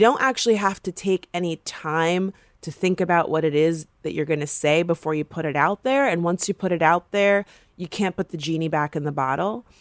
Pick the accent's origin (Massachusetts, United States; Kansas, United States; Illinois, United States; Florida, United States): Florida, United States; I'm from Florida